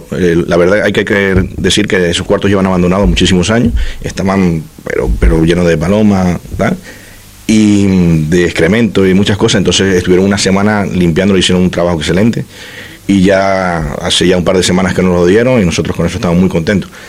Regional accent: Venezuela; Yo soy hijo de, españoles, pero soy venezolano.

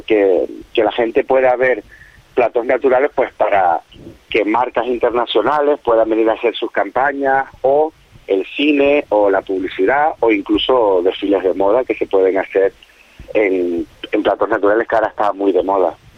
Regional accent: Canary Islands, Spain; yo soy canario

